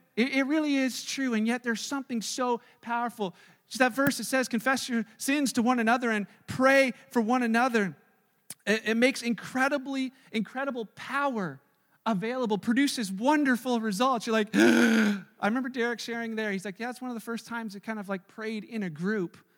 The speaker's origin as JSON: {"language": "English", "country": "Canada", "said": "we're so great at being Canadian"}